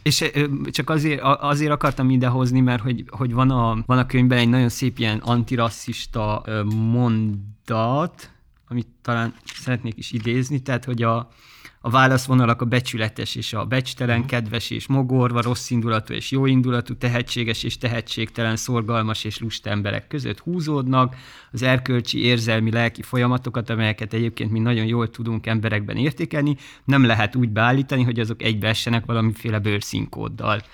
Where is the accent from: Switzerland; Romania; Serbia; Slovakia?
Romania; Székely Land; now in Hungary; én tényleg egy ilyen viszonylag tradicionális székelyföldi kis faluból származom